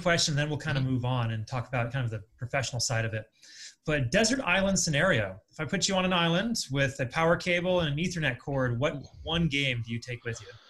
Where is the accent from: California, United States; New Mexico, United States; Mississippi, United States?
California, United States; also born or lived in Ohio; now in Las Vegas, United States; I'm originally from California